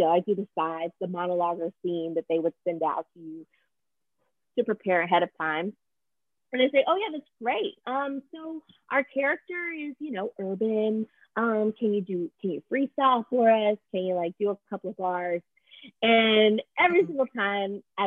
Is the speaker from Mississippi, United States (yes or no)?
yes; Mississippi, United States; born or raised there; moved away as an adult; also born or lived in Brooklyn, New York; now in New York, United States